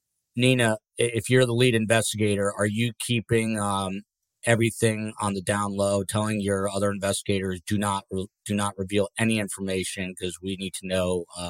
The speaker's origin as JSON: {"language": "English", "region": "New Jersey", "country": "United States", "tie": "born or raised there", "said": "New Jersey, Kathy, shout out to my home state. This is not far from my family."}